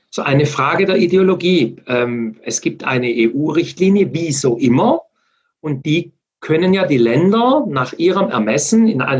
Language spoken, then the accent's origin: German; Baden-Württemberg, Germany; Wir haben zum Beispiel hier in Baden-Württemberg, wo ich herkomme, die Uli Mohr, äh, mit ihren Reitschulen eine mega engagierte Frau